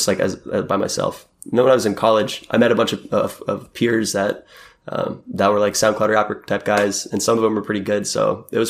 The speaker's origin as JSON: {"language": "English", "town": "Fort Worth", "region": "Texas", "country": "United States", "tie": "born or raised there", "also_born_or_lived": "Seattle, Washington", "moved": "yes", "lives_now": "San Francisco, United States", "said": "I'm from Fort Worth, Texas, and growing up there"}